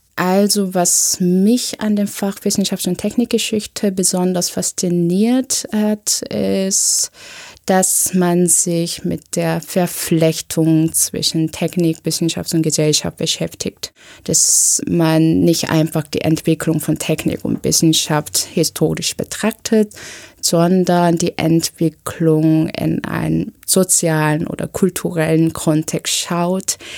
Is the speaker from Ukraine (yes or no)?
no; South Korea; now in Berlin, Germany; Ich bin in Südkorea zur Schule gegangen, habe dementsprechend ein südkoreanisches Abitur